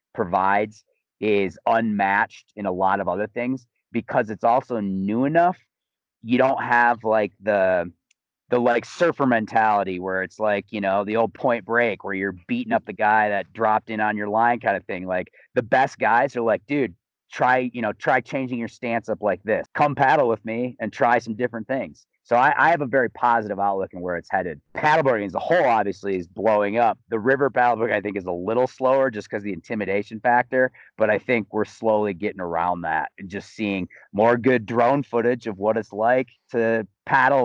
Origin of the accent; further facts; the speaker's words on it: Grand Rapids, Michigan, United States; moved away as an adult; also born or lived in Missoula, Montana / Colorado; now in Salida, United States; I'm originally from Grand Rapids, Michigan. Grew up as kind of a, doing the whole kind of like Olympic development style ski racing.